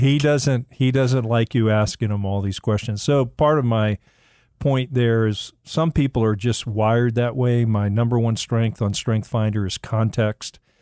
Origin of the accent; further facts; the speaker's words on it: Miami, Florida, United States; when I was a young boy growing up in Miami